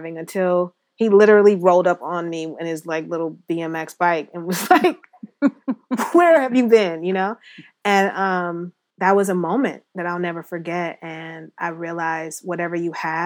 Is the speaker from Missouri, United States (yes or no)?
no; Ohio, United States; I was raised in Ohio